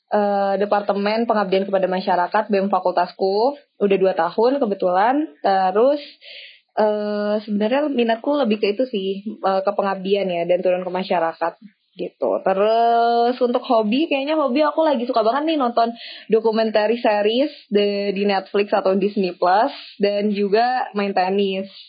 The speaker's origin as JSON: {"language": "Indonesian", "region": "Aceh", "country": "Indonesia", "tie": "born there", "said": "aku sebenarnya bukan orang Aceh ya, aku cuma numpang lahir doang."}